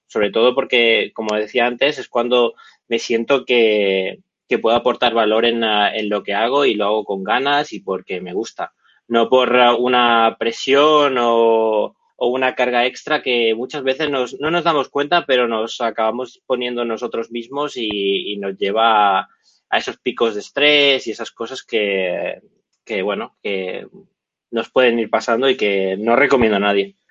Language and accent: Spanish; Barcelona, Catalonia, Spain; soy de Barcelona